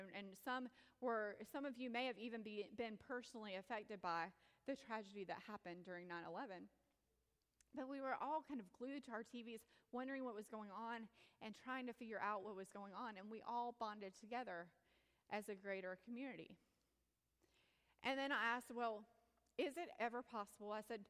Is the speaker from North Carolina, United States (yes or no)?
yes; Indian Trail, North Carolina, United States; And oh yes, I'm from Indian Trail.